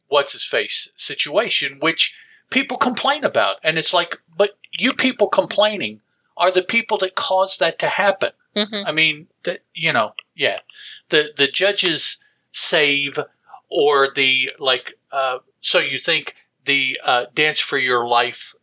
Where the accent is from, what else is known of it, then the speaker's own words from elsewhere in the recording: the South, United States; us down here in the South